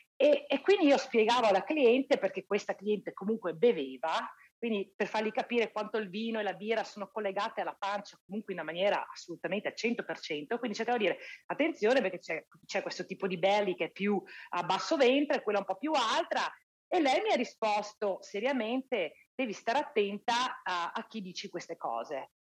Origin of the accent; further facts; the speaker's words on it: Italy; moved away; io sono italiana